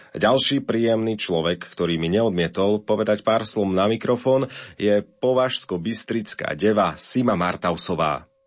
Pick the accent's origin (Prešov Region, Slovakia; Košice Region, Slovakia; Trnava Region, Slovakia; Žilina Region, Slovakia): Košice Region, Slovakia; Košice; v mojom rodnom meste, v Košiciach